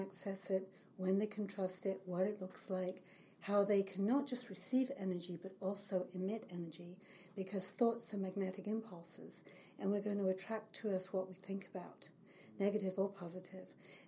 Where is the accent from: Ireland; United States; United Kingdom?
United Kingdom; England; moved away as an adult; now in Kelowna, Canada; Well, I've lived in the Lower Mainland for 35 years. I came from England when I was 30.